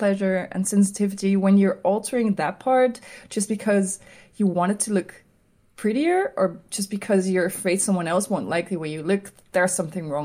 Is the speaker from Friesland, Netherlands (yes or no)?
no; Amsterdam, North Holland, Netherlands; I'm an illustrator from Amsterdam, the Netherlands